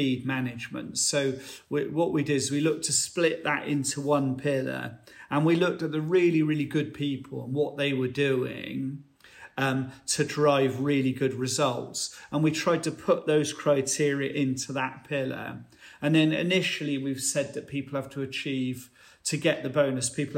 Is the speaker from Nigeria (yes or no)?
no; United Kingdom; as British farmers